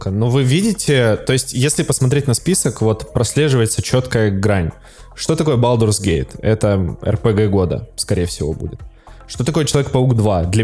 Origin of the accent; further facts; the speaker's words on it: Moscow, Russia; Я, москвич, я... москвич, да.